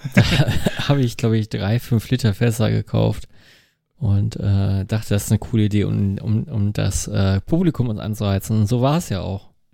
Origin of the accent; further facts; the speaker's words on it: Dinslaken, North Rhine-Westphalia, Germany; quasi aus meiner Heimatstadt